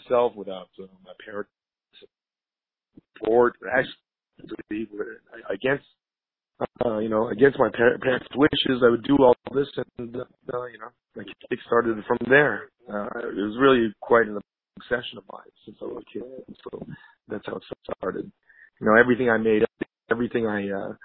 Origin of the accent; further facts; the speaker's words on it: Montreal, Quebec, Canada; moved away as an adult; now in Los Angeles, United States; I'm Canadian. My nationality is Canadian. I hail from Montreal